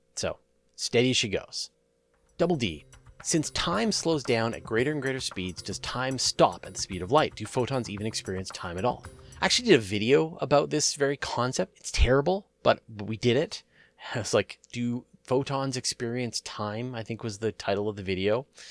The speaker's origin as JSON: {"language": "English", "country": "Canada", "said": "I'm a Canadian"}